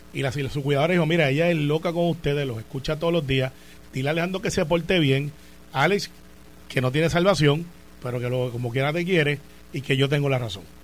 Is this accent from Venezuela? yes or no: no; Puerto Rico; soy el primer puertorriqueño que está en ese comité